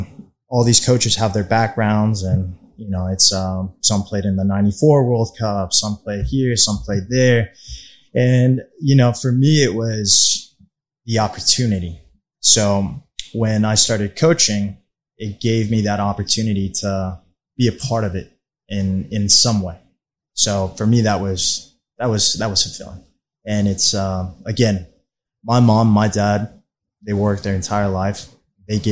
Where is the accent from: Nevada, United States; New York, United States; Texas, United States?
Texas, United States; Plano; also born or lived in Mexico; I grew up in the Plano area. I'm originally from Mexico